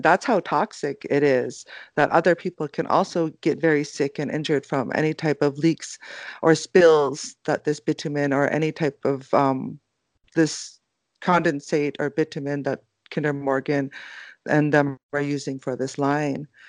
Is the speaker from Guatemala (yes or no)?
no; Secwepemc and Ktunaxa nations, British Columbia, Canada; I'm both from the Sihuat Mukh and the Tanakha nations